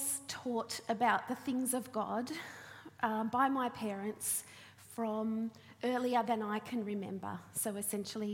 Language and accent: English; Launceston, Tasmania, Australia; I grew up in Launceston